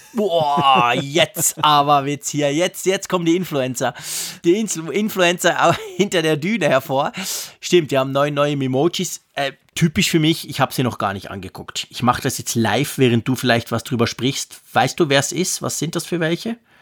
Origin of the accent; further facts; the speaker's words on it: Switzerland; bei uns in der Schweiz